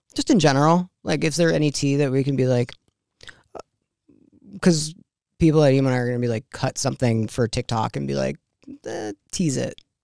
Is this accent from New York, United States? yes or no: yes; New York, United States; I grew up in New York